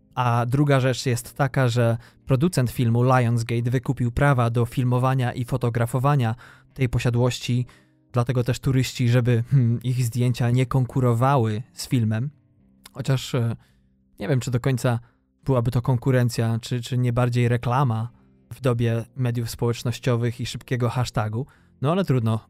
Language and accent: Polish; western Poland, Poland; moved away as an adult; Ja wychowałem się na zachodzie Polski